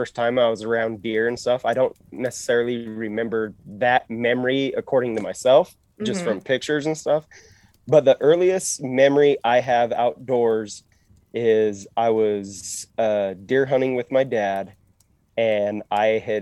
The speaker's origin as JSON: {"language": "English", "town": "West Jordan", "region": "Utah", "country": "United States", "tie": "born or raised there", "said": "I'm actually from West Jordan. I grew up in West Jordan"}